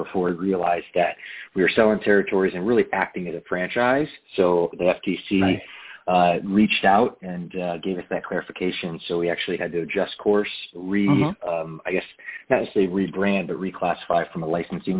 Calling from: California, United States; I'm in Southern California in Orange County, which is about 60 miles south of Los Angeles.

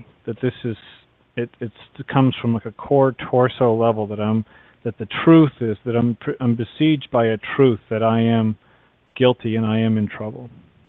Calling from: Massachusetts, United States; from Massachusetts.

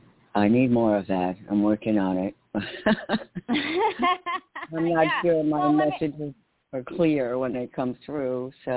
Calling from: New York, United States; And hi, Summer. This is … in New York.

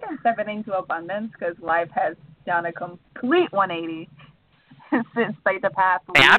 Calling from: Cherry Hill, New Jersey, United States; I'm calling from Cherry Hill in New Jersey.

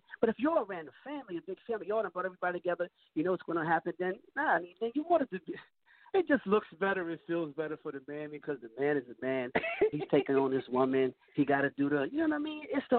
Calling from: New Castle, Delaware, United States; I'm calling from Newcastle, Delaware.

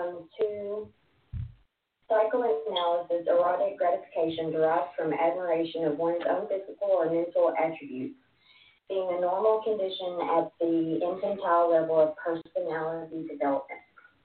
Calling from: Texas, United States; About 2.5 hours from Dallas.

